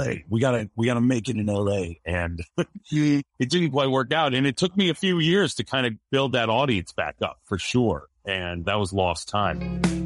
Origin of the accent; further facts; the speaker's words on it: Seattle, Washington, United States; also born or lived in Los Angeles; Seattle's my hometown